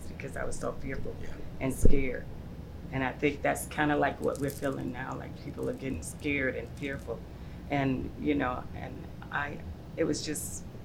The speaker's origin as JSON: {"language": "English", "town": "Auburn", "region": "Alabama", "country": "United States", "tie": "born or raised there", "also_born_or_lived": "Chicago, Illinois", "said": "I grew up in Alabama. So I was born in Chicago. By the time we were three, when my father died, we moved to Alabama"}